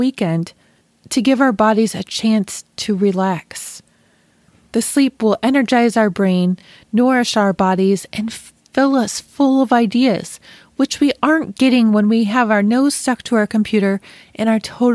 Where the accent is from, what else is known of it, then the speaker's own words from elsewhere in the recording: Western New York, United States; I was born and raised in Western New York